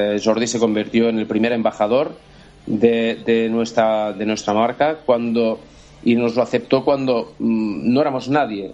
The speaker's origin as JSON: {"language": "Spanish", "country": "Andorra", "said": "Nosotros somos eh, de Andorra"}